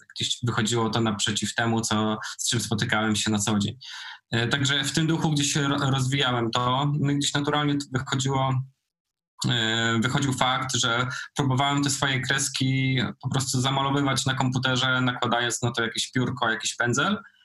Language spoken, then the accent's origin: Polish; Nowa Sól, Lubusz Voivodeship, Poland; moved away; also born or lived in Poznań; oryginalnie jestem z podziemnej góry, z Nowej Soli.